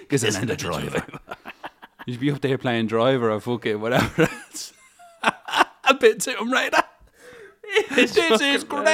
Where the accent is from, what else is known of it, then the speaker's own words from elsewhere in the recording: Manchester, North West England, United Kingdom; I grew up in Manchester